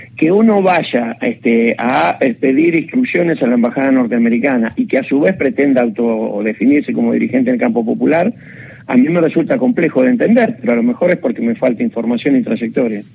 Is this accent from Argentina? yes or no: yes; Argentina